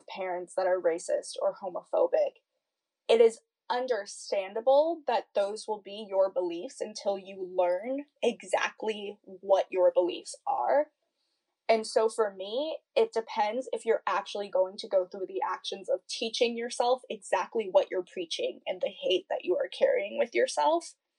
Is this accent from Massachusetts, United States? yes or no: yes; an hour out of Boston, Massachusetts, United States; I live an hour out of Boston